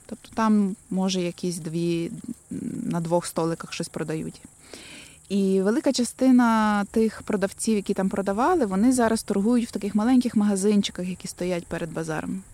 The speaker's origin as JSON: {"language": "Ukrainian", "town": "Lviv", "region": "Lviv Oblast", "country": "Ukraine", "said": "я тут місцева"}